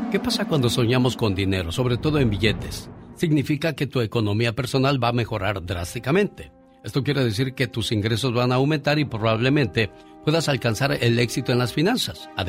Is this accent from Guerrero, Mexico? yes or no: yes; Ciudad Altamirano, Guerrero, Mexico; Sí, como no, gente de Tierra Caliente, porque un día salí de Ciudad Altamirano, México. Pero Ciudad Altamirano, Guerrero, México, nunca salió de mí.